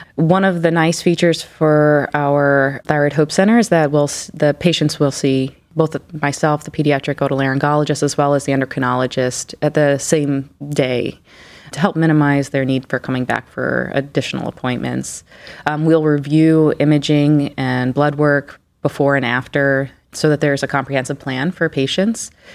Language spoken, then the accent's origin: English; New York, United States; moved away as an adult; also born or lived in Philadelphia / Houston; now in Cleveland, United States; I'm actually originally from New York